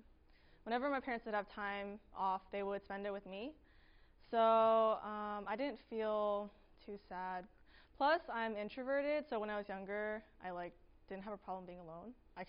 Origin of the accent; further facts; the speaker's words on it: California, United States; I was born in California, and like typical immigrant families, my parents were always working.